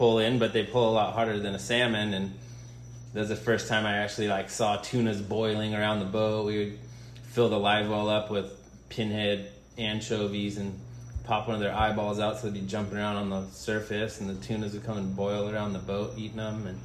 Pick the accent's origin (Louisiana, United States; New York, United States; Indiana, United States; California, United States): California, United States; San Jose; now in Kona, United States; I'm from San Jose, California, which is inland